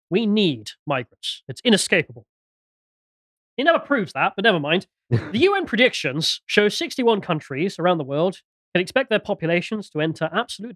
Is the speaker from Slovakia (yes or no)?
no; United Kingdom; all of us Brits in the camp